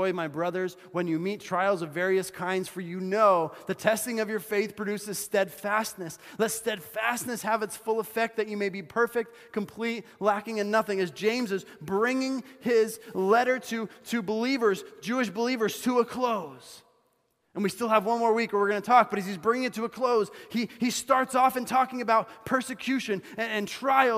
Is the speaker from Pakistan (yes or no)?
no; Bolivia; moved away; My life experience growing up in Bolivia